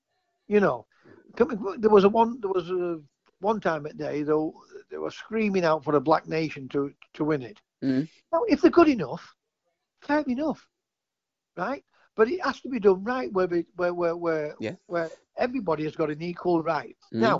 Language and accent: English; England, United Kingdom; I was born in England. My dad's Scottish.